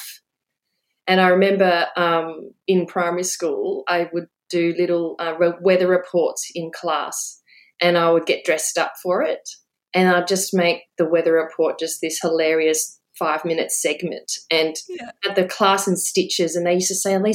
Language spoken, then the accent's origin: English; Brisbane, Queensland, Australia; moved away as an adult; also born or lived in Hong Kong / Adelaide; now in Sydney, Australia; I grew up in Adelaide, and then we moved to Brisbane, and I did most of my schooling and university in Brisbane